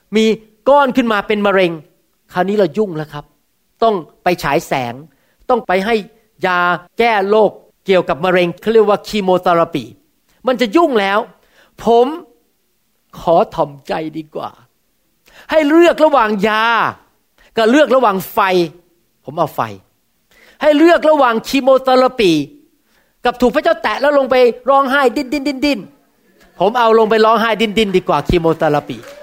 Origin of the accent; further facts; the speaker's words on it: Thailand; ผมเป็นคนไทยเหมือนกัน